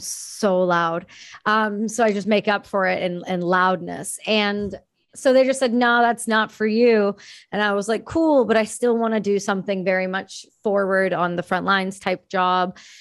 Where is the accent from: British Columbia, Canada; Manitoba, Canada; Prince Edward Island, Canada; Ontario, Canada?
Ontario, Canada; moved away as an adult; now in Vancouver, Canada; I'm from Ontario